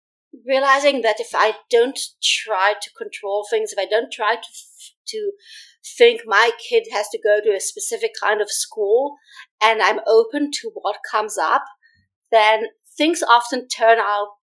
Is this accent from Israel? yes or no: yes; Israel; now in New York City, United States; I grew up in Israel